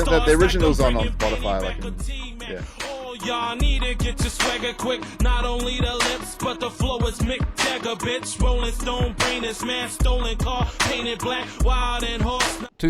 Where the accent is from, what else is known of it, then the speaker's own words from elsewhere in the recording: New Zealand; I think like growing up in New Zealand, you know, I think there's like this East Coast movement, right?